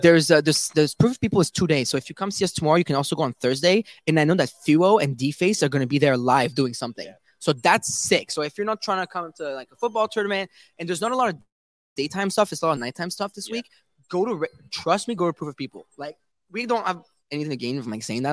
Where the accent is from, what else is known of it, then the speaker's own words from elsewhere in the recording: Canada; I am from Canada.